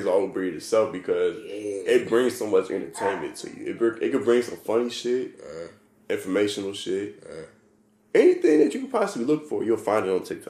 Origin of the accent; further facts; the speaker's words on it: St. Louis, Missouri, United States; we're from St. Louis. Missouri, you know, we're in the middle of the map.